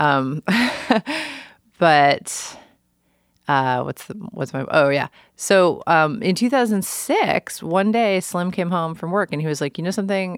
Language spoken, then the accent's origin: English; New York City, New York, United States; moved away as an adult; also born or lived in Olympia, Washington; now in Portland, United States; I grew up in New York. New York is my home